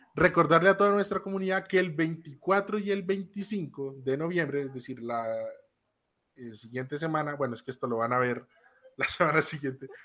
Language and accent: Spanish; Colombia